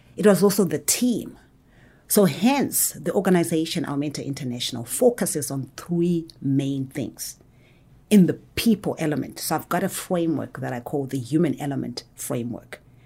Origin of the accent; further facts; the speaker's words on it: Zimbabwe; now in Atlanta, United States; I was actually born and raised in Zimbabwe.